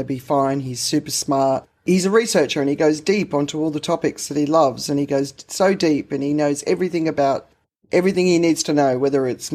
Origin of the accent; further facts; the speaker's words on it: Australia; I grew up in the Australian system